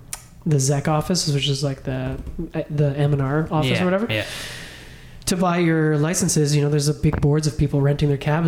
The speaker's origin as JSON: {"language": "English", "town": "Ottawa", "region": "Ontario", "country": "Canada", "tie": "born or raised there", "said": "Growing up in Ottawa"}